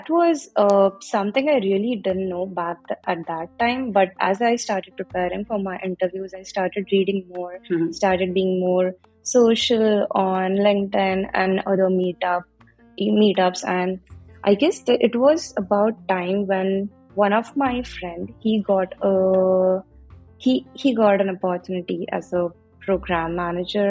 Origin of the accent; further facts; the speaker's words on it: India; moved away as an adult; now in United States; I am originally from India, but I came to the States for my master's